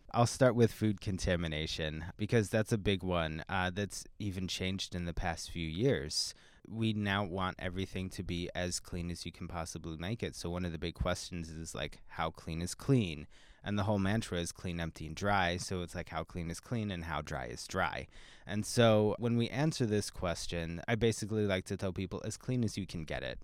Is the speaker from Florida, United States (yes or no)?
no; Pennsylvania, United States; now in Seattle, United States; I'm actually not from the area. I'm from Pennsylvania, and so when I moved to Seattle